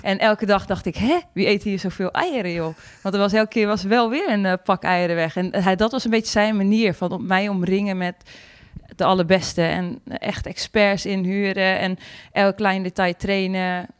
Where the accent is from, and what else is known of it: Friesland, Netherlands